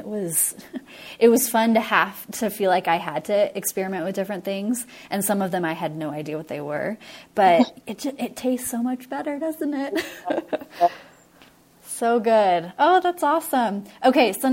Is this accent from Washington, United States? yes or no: yes; Washington, United States; now in Utah, United States; I grew up in Washington State